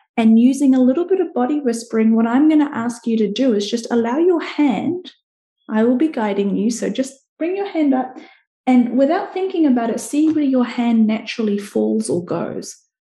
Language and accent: English; New Zealand; I'm from New Zealand